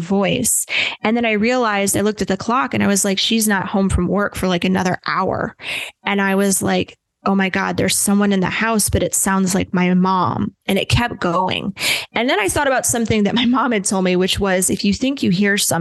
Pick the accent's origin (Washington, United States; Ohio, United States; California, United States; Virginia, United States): Ohio, United States; Cleveland; also born or lived in Kent, Ohio; I grew up just outside of Cleveland, Ohio